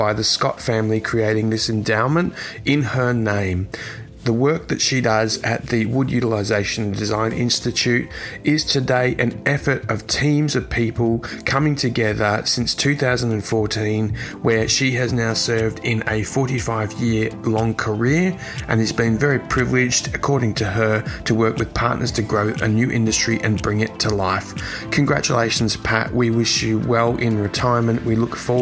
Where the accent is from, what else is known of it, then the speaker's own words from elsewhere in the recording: Australia; my hometown country of Australia